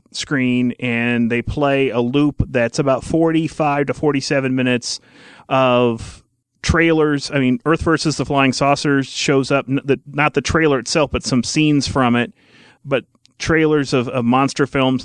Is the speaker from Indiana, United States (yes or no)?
yes; Indiana, United States; growing up in Indiana, watching WTTV Channel 4